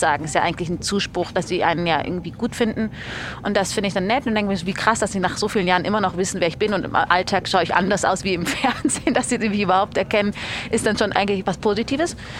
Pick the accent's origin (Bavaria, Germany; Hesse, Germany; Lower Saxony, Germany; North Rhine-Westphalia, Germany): Bavaria, Germany; Munich; moved away as an adult; also born or lived in Berlin; now in Zurich, Switzerland; ich komme ja aus München